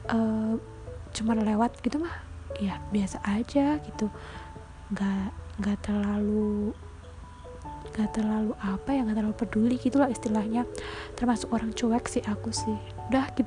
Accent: Purbalingga, Central Java, Indonesia; accent: ngapak; dari Republik ngapak aku sih Purbalingga lebih tepatnya ya kota kecil yang uh, aku sangat merindukannya

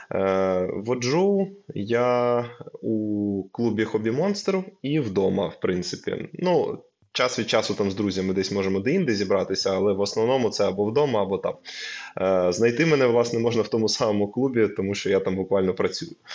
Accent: Lviv, Lviv Oblast, Ukraine; я зі Львова

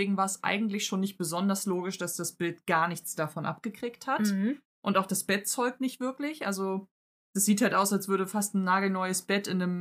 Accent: United Kingdom; Aber ich bin Brite

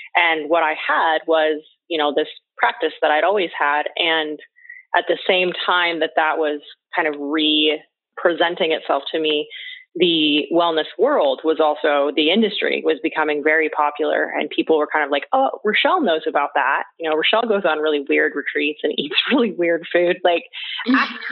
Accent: Pacific Northwest, United States; I grew up in the Pacific Northwest on a farm

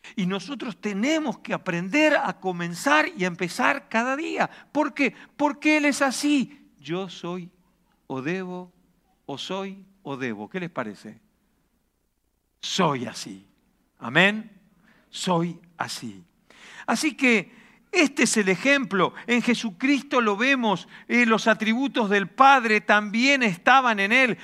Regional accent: Argentina; also born or lived in Reus, Catalonia; now in Spain; en Argentina vivimos de crisis en crisis

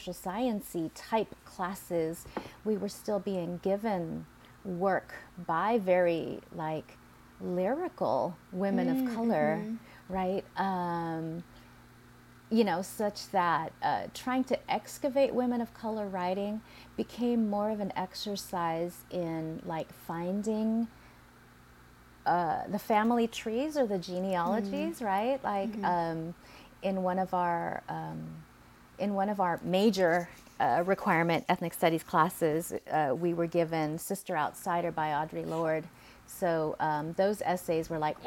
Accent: Fremont, California, United States; also born or lived in Manila, Philippines; now in Oakland, United States; I grew up in a suburb called Fremont

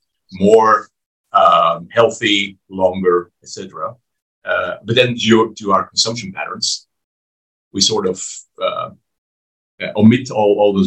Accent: Belgium; my home country of Belgium

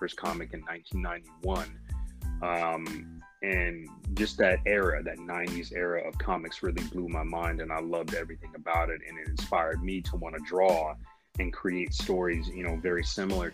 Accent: Michigan, United States; a young black kid growing up in Michigan

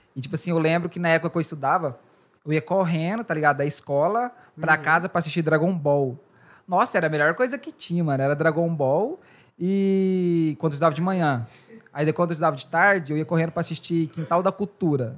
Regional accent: Goiás, Brazil; moved away; Goiás, né, que de onde eu sou

